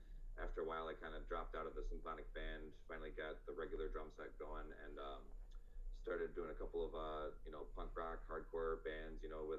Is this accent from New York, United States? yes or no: yes; Fairport, New York, United States; also born or lived in Aiken, South Carolina; now in Rochester, United States; I was born in Aiken, South Carolina. And from there, moved up to the New Jersey, New York City area until about third grade. From there, moved out to Fairport